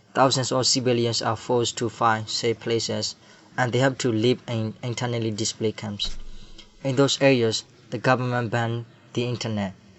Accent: Rakhine State, Myanmar; I'm from Rakhine State, Myanmar

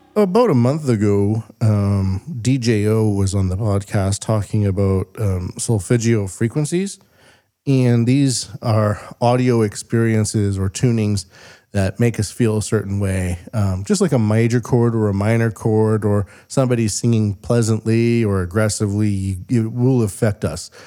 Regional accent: Canada; moved away as an adult; now in Japan; I'm a Canadian.

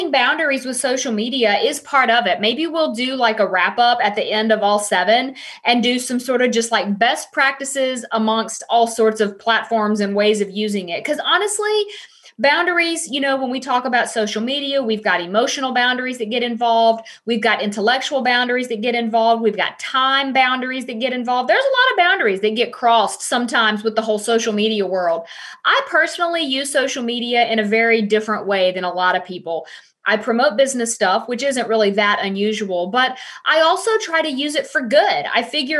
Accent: the South, United States; I am from the South

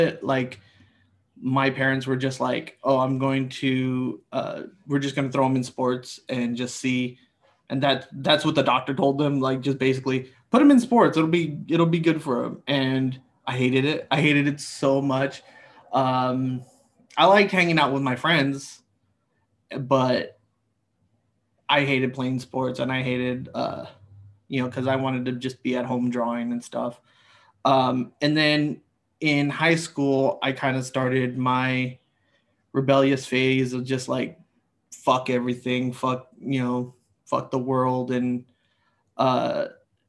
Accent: Los Angeles, California, United States; Born and raised in Los Angeles, California

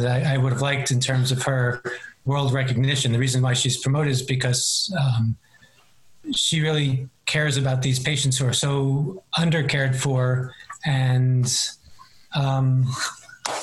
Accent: New York City, New York, United States; I was born and raised in Queens, New York

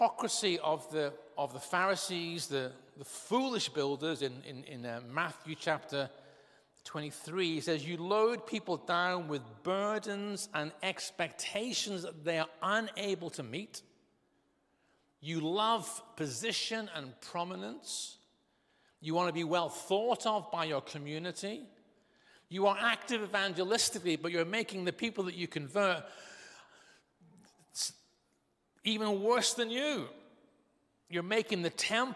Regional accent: Northern Ireland, United Kingdom; I was brought up in Northern Ireland.

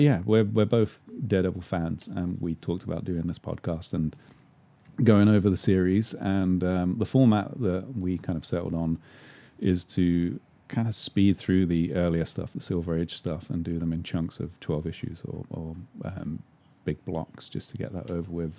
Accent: London, United Kingdom; moved away as an adult; also born or lived in England; now in Los Angeles, United States; I was born in London

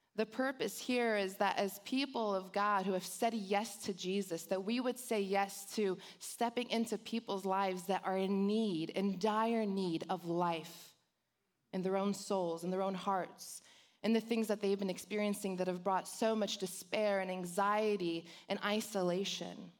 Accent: Los Angeles, California, United States; accent: Valley girl; I was born and raised in Los Angeles. So I grew up in the hood of the San Fernando Valley, so I'm a Valley girl

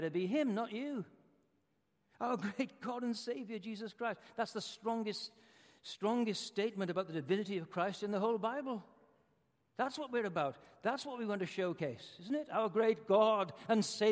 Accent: Wales, United Kingdom; moved away; I come from Wales, which is a kind of socialist country

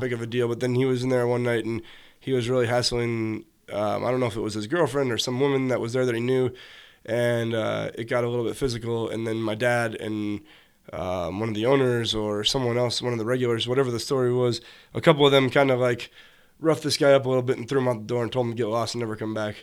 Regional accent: Joliet, Illinois, United States; born or raised there; also born or lived in Chicago / Hometown, Illinois / Oak Lawn, Illinois

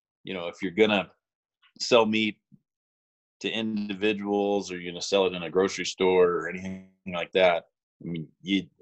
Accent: the Valley, Montana, United States; there were probably 6 or 7 dairies when I was growing up in the Valley, and we had a dairy farm from the time I was 9 until I was 18.

